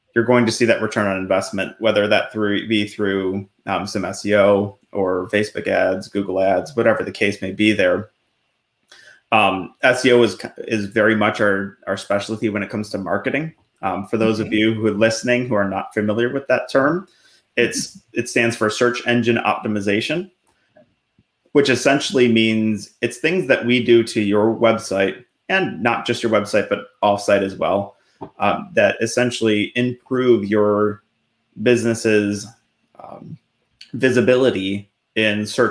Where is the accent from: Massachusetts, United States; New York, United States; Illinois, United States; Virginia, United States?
New York, United States; Buffalo; moved away as an adult; also born or lived in Delaware; now in Central Pennsylvania, United States; I grew up in Buffalo and joined the military, moved down to Delaware for a little bit when I was in the Air Force.